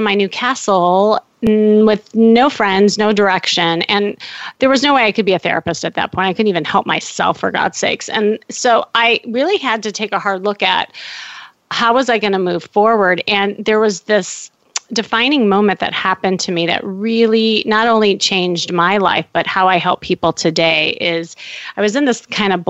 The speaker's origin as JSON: {"language": "English", "town": "Chicago", "region": "Illinois", "country": "United States", "moved": "as an adult", "lives_now": "Los Angeles, United States", "said": "I'm from Chicago and had the family, the dog, the picket fence"}